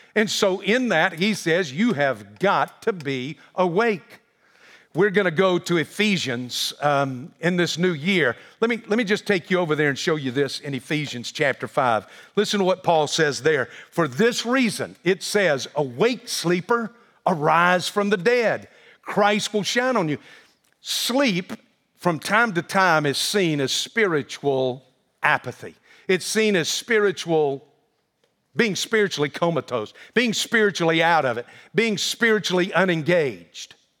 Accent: the South, United States; I grew up in the South with a very Southern mother

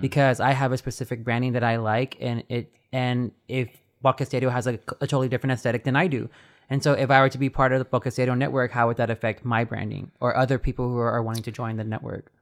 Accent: Texas, United States; we're all from Texas

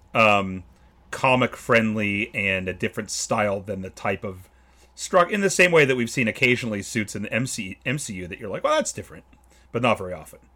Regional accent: California, United States; as a Californian

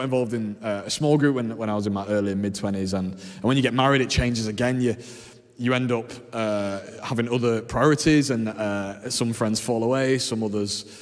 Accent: Leeds, Yorkshire and the Humber, United Kingdom; I'm from Leeds originally. My parents moved here and married here, and we grew up just up the road in Burley

